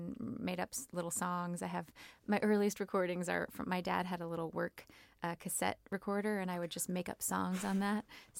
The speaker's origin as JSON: {"language": "English", "region": "Kentucky", "country": "United States", "moved": "as an adult", "lives_now": "New York, United States", "said": "I was from Kentucky. I was living in Kentucky, and I only applied to New York City colleges."}